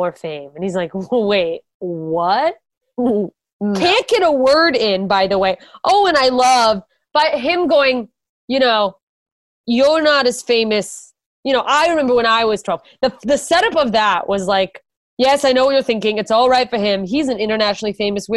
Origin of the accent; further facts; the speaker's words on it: United States; I'm an American and we say herb.